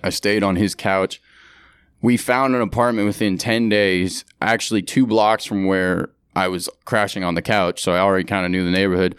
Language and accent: English; San Francisco, California, United States; moved away as an adult; also born or lived in San Diego; now in New York, United States; born and raised in San Francisco